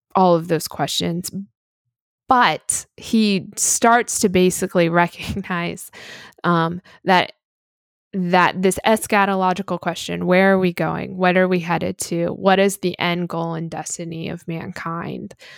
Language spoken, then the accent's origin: English; United States; as an American